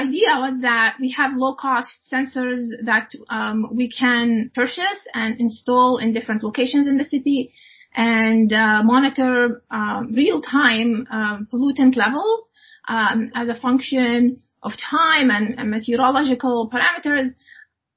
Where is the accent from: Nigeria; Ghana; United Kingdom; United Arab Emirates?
United Arab Emirates; moved away as an adult; also born or lived in Iowa, United States / Illinois, United States; now in Canada; So I grew up in the United Arab Emirates, and I finished my schooling there up to the university as well.